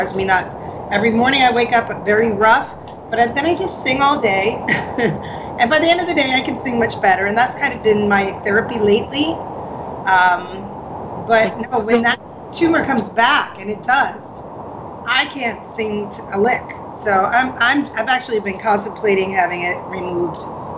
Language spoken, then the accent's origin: English; Haworth, New Jersey, United States; moved away as an adult; also born or lived in Bari, Italy; now in Florida, United States; Oh, Jersey. I grew up in Jersey. I didn't even come down here until I was about 23.